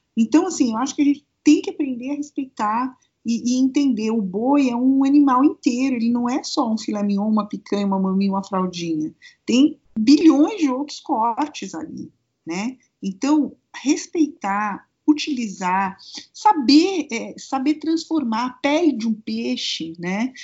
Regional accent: Brazil; Como bom brasileiro

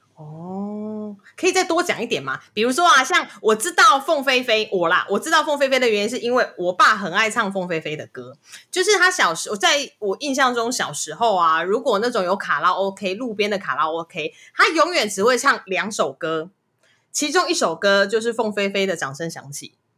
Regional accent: Kaohsiung, Taiwan; 我是高雄人

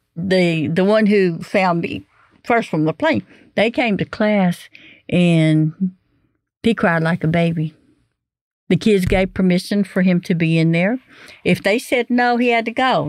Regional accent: Beaumont, Texas, United States; I grew up in the Beaumont area

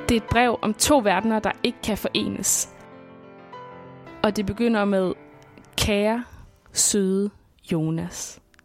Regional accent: Svendborg, Southern Denmark, Denmark; jeg bor i Svendborg, som er min barndomsby på Sydfyn

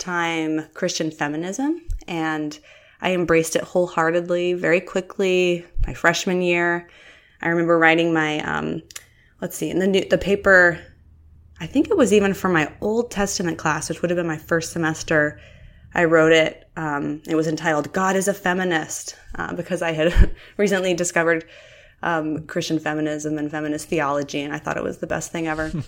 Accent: Utah and eastern Idaho, United States; moved away as an adult; now in Oregon, United States; I grew up in the Intermountain West and primarily in the Mormon Belt in Utah and eastern Idaho

